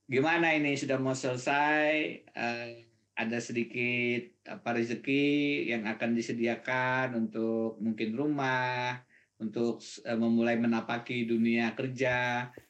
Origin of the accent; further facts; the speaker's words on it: Banjarbaru, South Kalimantan, Indonesia; also born or lived in Pulau Laut; sampai lulus SMA saya di Banjarbaru Kalimantan Selatan. Jadi memang eh, masa kecil saya di Pulau Laut saat itu yang yang menjadi primadona kayu.